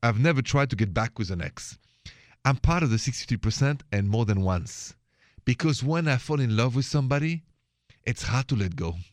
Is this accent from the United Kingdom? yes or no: no; France; accent: French; moved away as an adult; now in United States; I'm an American too, even if I have a French accent, I've been here 20 years